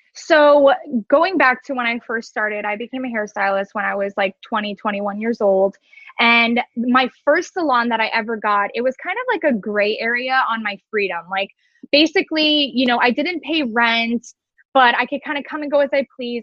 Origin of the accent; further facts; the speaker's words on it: Cooper City, Florida, United States; also born or lived in Orlando; I am actually from Cooper City. Um, I have been living here now for over 26 years.